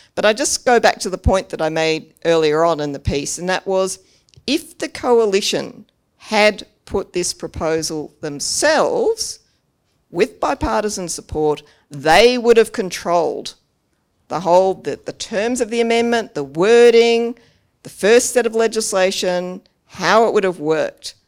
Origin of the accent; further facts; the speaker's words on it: Australia; our Australian people